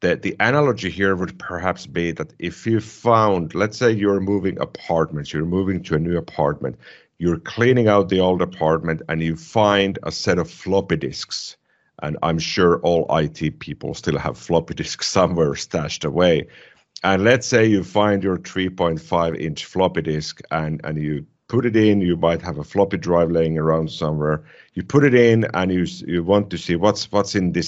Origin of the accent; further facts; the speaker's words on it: Finland; first language Finnish; English is a second language; my native language is Finnish.